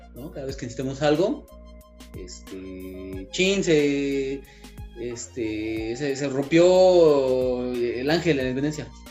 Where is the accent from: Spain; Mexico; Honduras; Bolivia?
Mexico; como mexicanos